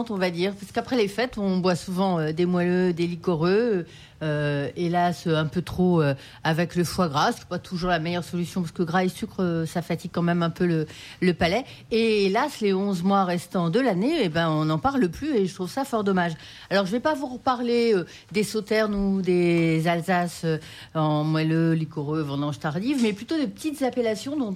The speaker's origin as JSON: {"language": "French", "country": "France", "said": "Donc les, vins liquoreux chez nous en France, c'est plutôt des vins blancs."}